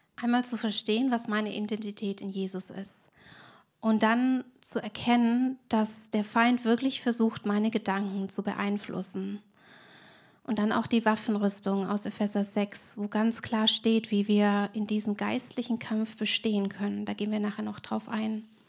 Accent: Swabia, Germany; Ich bin Schwäbin und wir haben im Schwabenland ja viele Sprichwörter

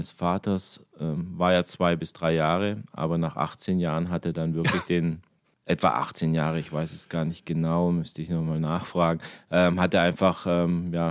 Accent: Germany; born there; so bin ich hier ähm, auch geboren in Deutschland.

